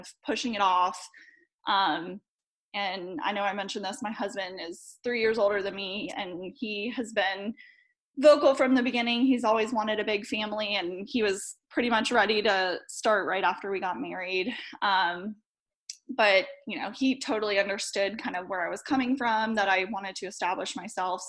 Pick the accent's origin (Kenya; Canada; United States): United States; Charlotte, North Carolina; I'm from Charlotte, North Carolina.